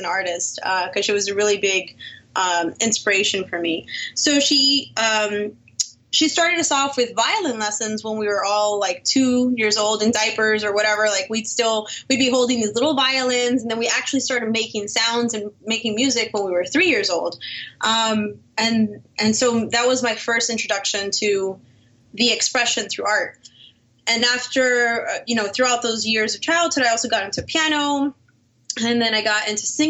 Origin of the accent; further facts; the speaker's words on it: Miami, Florida, United States; I was born and raised in Miami, Florida.